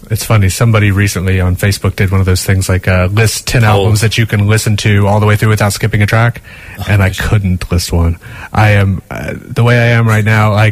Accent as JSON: {"language": "English", "region": "Southern United States", "country": "United States", "tie": "born or raised there", "also_born_or_lived": "Boston / London", "lives_now": "Ireland", "said": "grew up in the deep south in the states"}